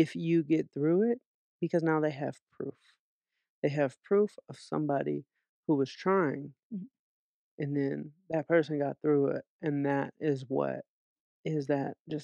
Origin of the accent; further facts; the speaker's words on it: Atlanta, Georgia, United States; now in Los Angeles, United States; I grew up in Atlanta